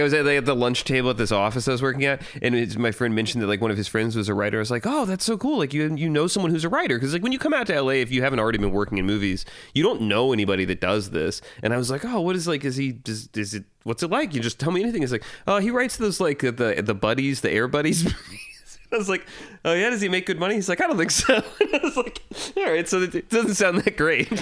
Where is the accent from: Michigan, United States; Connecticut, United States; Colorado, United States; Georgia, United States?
Georgia, United States; Fayetteville; I'm from Fayetteville, Georgia